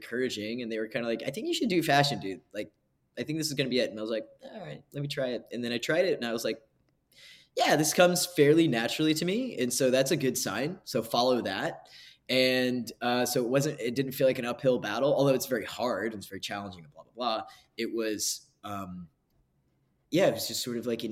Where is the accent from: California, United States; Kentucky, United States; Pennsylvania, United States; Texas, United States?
Kentucky, United States; I grew up in Kentucky